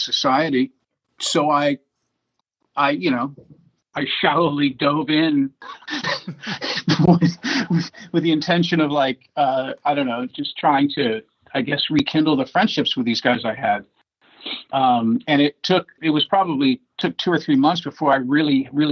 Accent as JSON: {"language": "English", "town": "Washington", "region": "District of Columbia", "country": "United States", "tie": "born or raised there", "also_born_or_lived": "Detroit", "said": "I grew up in Washington, D.C."}